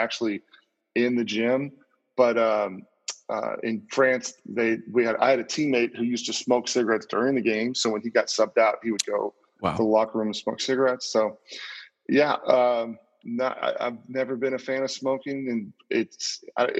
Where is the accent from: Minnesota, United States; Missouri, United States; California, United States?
California, United States; Orange County; growing up in Orange County